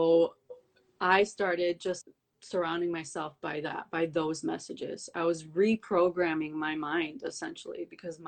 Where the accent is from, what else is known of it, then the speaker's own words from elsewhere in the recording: Detroit, Michigan, United States; moved away as an adult; also born or lived in New York / Montenegro (ancestry); I'm from Detroit. I was born and raised in Detroit, but I moved to New York for like 6 years